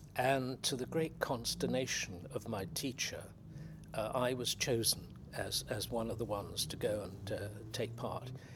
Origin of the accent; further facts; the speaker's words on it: West Country, South West England, United Kingdom; I come from the West Country